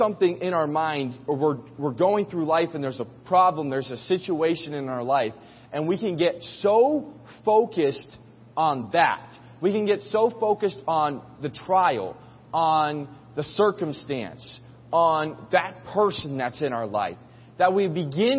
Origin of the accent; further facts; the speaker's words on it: New York City, New York, United States; As a New Yorker